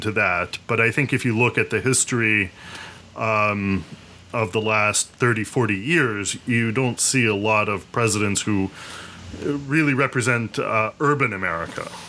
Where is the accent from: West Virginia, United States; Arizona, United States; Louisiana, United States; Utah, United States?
West Virginia, United States; now in Jersey City, United States; I'm from West Virginia